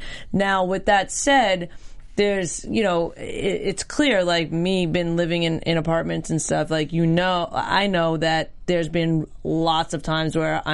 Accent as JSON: {"language": "English", "region": "New York", "country": "United States", "tie": "born or raised there", "said": "growing up in New York and being around New York a lot"}